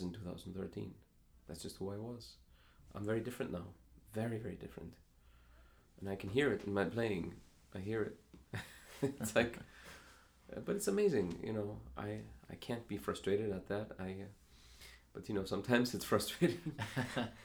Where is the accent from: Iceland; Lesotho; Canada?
Iceland; now in Chicago, United States; I have considered myself half American, half Icelandic